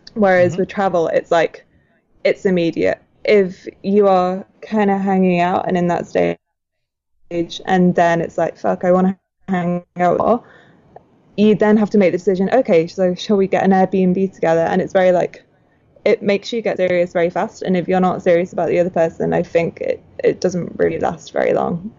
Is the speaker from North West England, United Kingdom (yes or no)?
yes; outside of Manchester, North West England, United Kingdom; moved away; My hometown is on a farm outside of Manchester. I'm not from a city at all